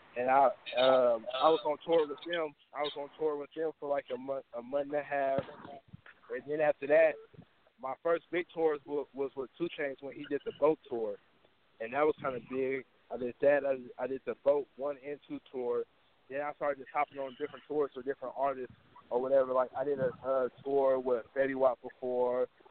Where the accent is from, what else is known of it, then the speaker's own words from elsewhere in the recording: Oakland, California, United States; I'm from Oakland, California